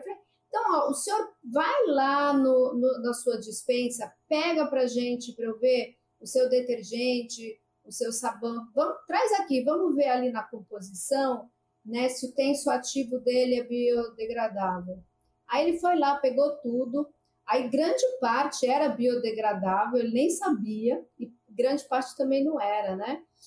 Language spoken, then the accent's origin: Portuguese; São Paulo, Brazil; now in Fernando de Noronha, Brazil; eu sou de São Paulo